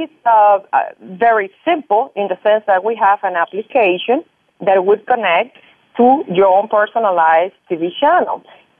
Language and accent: English; Cuba; moved away; I came from Cuba about 20-some years ago with my parents, and when I got here, I started to get into my real estate